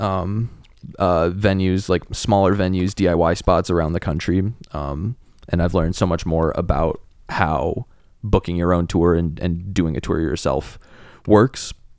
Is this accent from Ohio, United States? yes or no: yes; Cleveland, Ohio, United States; now in Chicago, United States; Cleveland, we're both from Cleveland